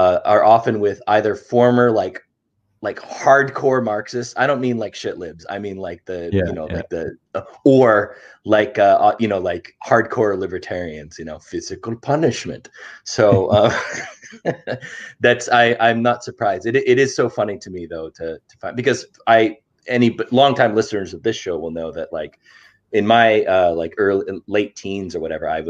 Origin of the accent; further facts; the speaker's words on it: United States; I'm from the United States, and when I was like 14